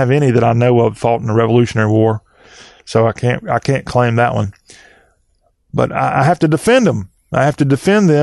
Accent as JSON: {"language": "English", "region": "the South", "country": "United States", "said": "I'm a Southerner"}